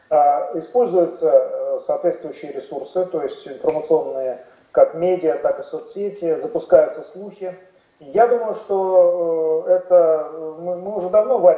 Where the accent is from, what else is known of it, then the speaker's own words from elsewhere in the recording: Russia; Конечно, естественно. Я тоже россиянка.